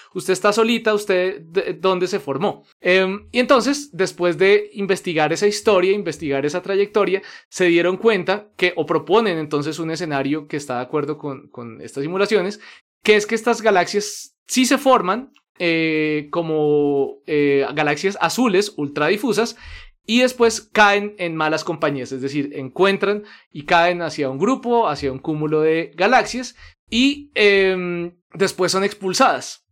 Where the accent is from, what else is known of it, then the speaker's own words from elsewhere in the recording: Colombia; also born or lived in Netherlands; por eso soy colombiano